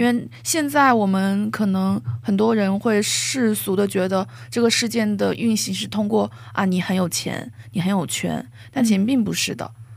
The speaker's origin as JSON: {"language": "Chinese", "town": "Xiamen", "region": "Fujian", "country": "China", "tie": "born or raised there", "moved": "as an adult", "lives_now": "South Korea", "said": "我要离开厦门，就是离开我的城市"}